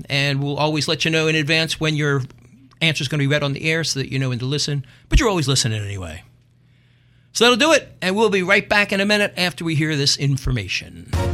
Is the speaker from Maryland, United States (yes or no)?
no; Philadelphia, Pennsylvania, United States; accent: Philadelphia; I'm from North Philly.